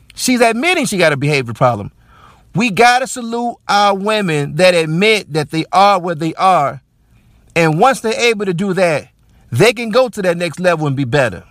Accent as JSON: {"language": "English", "country": "United States", "said": "as Black American men."}